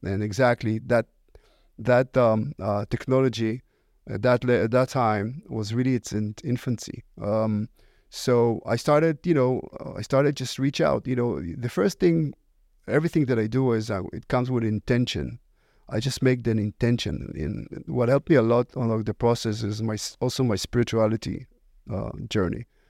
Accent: Israel; English is a second language; moved away; originally I was born in Israel. Uh, you can probably hear it by, from my accent.

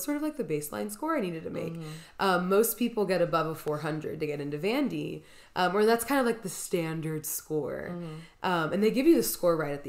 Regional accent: Columbia, Tennessee, United States; moved away as an adult; now in Nashville, United States; we grew up together in Columbia, Tennessee

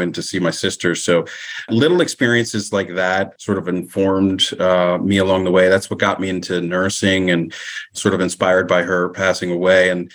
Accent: Southern New Jersey, United States; I grew up in Southern New Jersey, one of the few Black families in the community

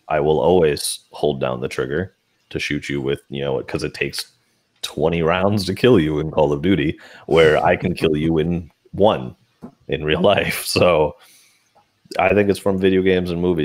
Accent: United States; I'm an American

